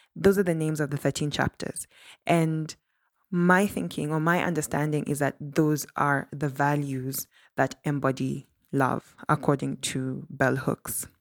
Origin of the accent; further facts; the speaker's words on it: Kenya; a Kenyan who grew up in Kenya and studied elsewhere in Africa